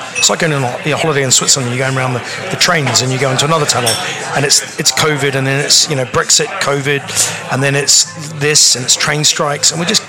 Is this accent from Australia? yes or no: yes; Australia; now in United Kingdom